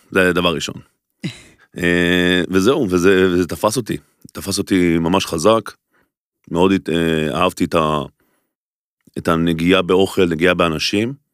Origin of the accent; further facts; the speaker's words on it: Golan Heights, Israel; now in Tel Aviv, Israel; אז אמרתי, אני אעבור לתל אביב, אנחנו במקור מרמת הגולן, מאיזה חור. אה, אז עברתי לעיר הגדולה